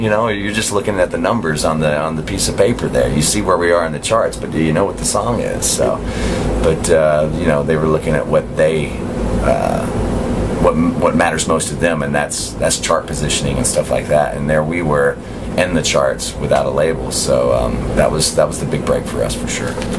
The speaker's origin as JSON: {"language": "English", "region": "the Bible Belt", "country": "United States", "tie": "born or raised there", "said": "growing up in the Bible Belt"}